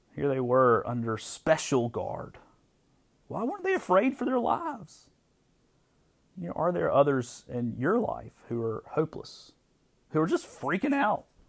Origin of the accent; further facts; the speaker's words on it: United States; as American Christians